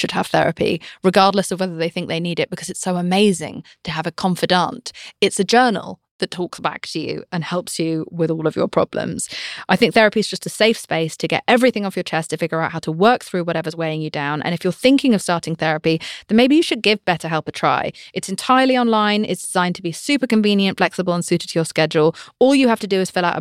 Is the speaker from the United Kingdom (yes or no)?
yes; United Kingdom; I'm British